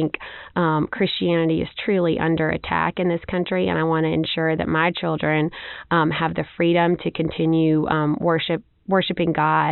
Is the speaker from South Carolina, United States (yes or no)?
no; Beatrice, Alabama, United States; I am from Monroe County originally. I grew up on my family's farm there in North Monroe County in Beatrice. My family's been farming there for several generations.